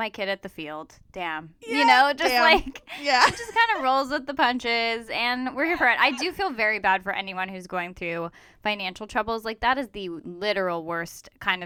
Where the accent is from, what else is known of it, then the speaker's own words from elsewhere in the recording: Agoura Hills, California, United States; I grew up in Agora